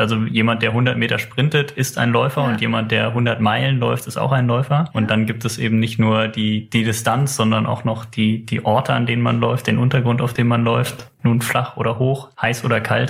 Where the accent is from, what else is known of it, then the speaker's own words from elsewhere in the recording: Eifel, Germany; in der Eifel, wo ich herkomme